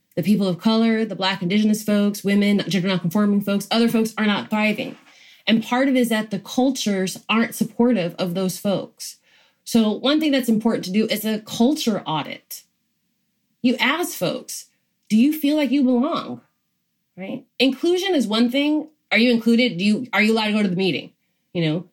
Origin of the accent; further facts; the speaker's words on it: Georgia, United States; I grew up in Georgia